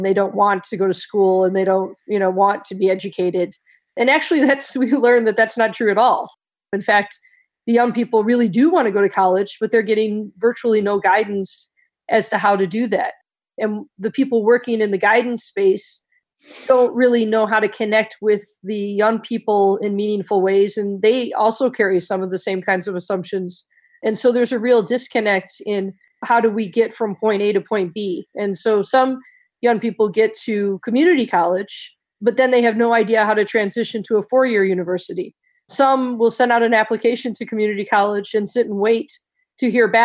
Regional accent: Detroit, Michigan, United States; I grew up in Detroit

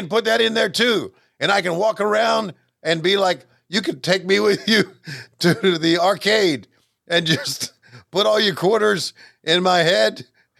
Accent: Canada; but I'm not from Minnesota. I'm from Canada.

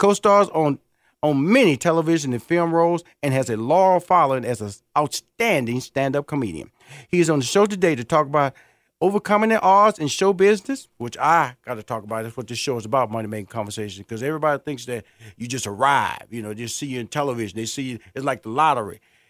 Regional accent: Houston, Texas, United States; My next guest is from my hometown, Houston, Texas

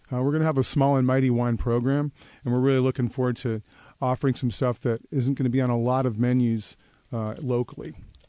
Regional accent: Seattle, Washington, United States; I grew up in Wallingford

